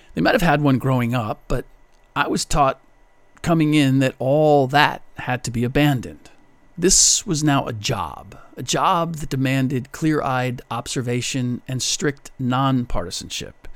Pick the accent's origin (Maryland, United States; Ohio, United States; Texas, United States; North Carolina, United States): Ohio, United States; Cincinnati; now in Bay Area, United States; the Bengals this season, my hometown team